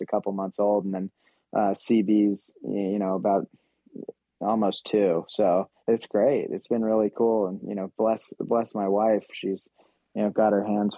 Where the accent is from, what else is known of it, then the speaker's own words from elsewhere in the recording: Utah, United States; my home state